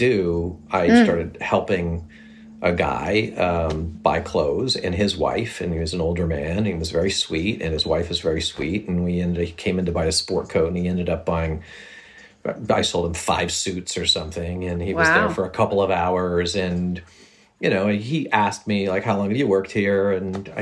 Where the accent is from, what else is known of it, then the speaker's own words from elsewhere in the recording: San Diego, California, United States; also born or lived in Los Angeles; I grew up in San Diego.